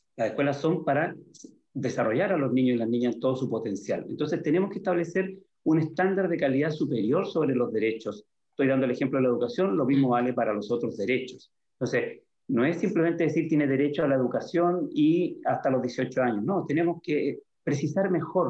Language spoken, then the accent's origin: Spanish; San Antonio, Valparaíso, Chile; moved away as an adult; also born or lived in Santiago; yo soy de San Antonio, una ciudad en la que cuando, eh, bueno, cuando yo cumplí 18 y salí del liceo, eh, del liceo fiscal, tuve que eh, irme a Santiago a estudiar